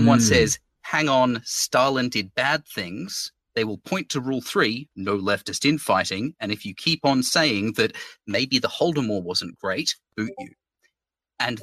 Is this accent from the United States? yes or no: no; Australia; I am an Australian lefty Twitch streamer